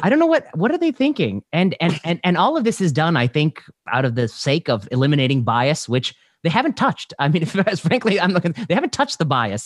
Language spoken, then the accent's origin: English; Indiana, United States; I grew up in Indiana